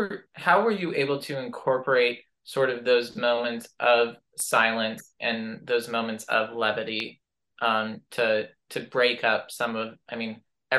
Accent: United States; especially as an American myself.

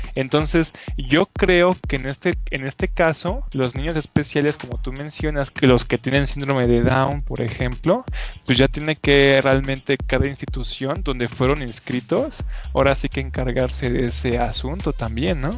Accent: Mexico; a mí como mexicano

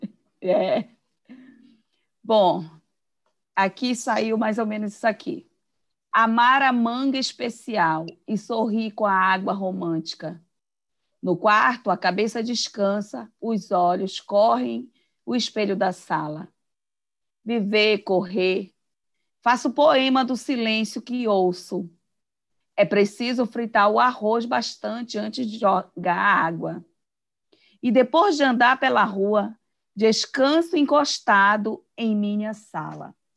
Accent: Amapá, Brazil; sou do Amapá

